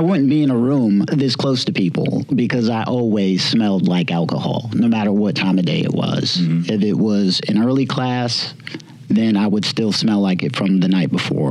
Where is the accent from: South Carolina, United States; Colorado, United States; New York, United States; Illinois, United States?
South Carolina, United States; Summerville; I am from Somerville, South Carolina.